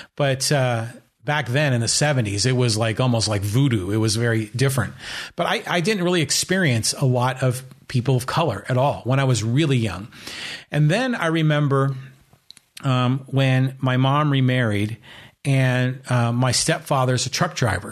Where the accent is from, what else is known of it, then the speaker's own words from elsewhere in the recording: Burlingame, California, United States; also born or lived in San Francisco; when I was growing up in Burlingame